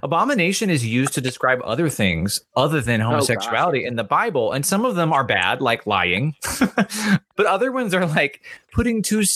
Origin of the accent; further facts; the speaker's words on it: the South, United States; I grew up in the South